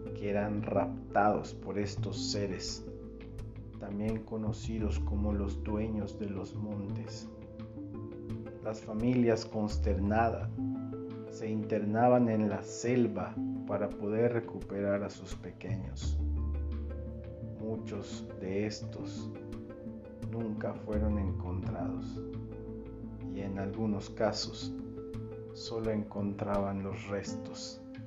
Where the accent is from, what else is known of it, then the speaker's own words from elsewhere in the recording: Valladolid, Yucatán, Mexico; soy de Valladolid, Yucatán.